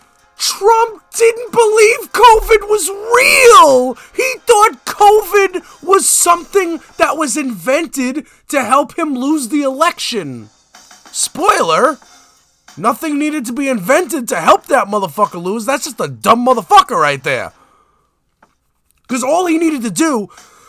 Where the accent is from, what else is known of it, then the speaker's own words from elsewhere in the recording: New York City, New York, United States; moved away as an adult; now in Staten Island, United States; I was raised in the Flossie, okay? I'm from Canarsie